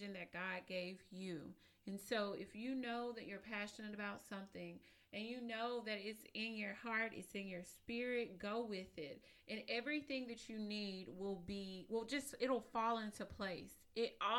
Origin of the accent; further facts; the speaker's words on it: East Texas, United States; I am from East Texas. I'm a country little girl from East Texas.